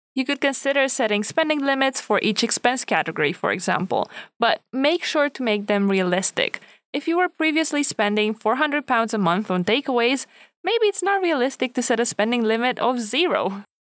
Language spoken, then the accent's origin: English; Romania; now in United Kingdom; not from the U K, um, so I didn't grow up here. And I'm from Romania